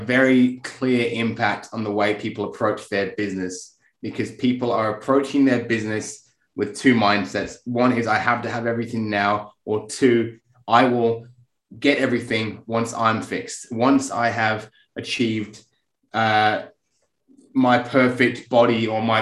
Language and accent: English; England, United Kingdom; I'm English